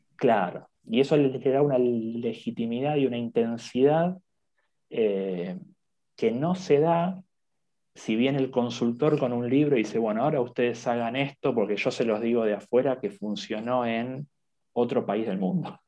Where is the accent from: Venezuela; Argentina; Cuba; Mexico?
Argentina; soy de Argentina